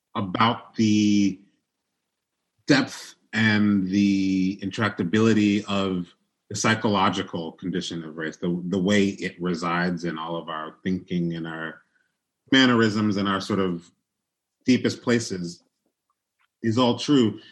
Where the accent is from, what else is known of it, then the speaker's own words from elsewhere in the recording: Chicago, Illinois, United States; also born or lived in New York; I was born in New York in a, like a mostly black context. Everybody I knew was a working class black person. I moved to Chicago when I was a kid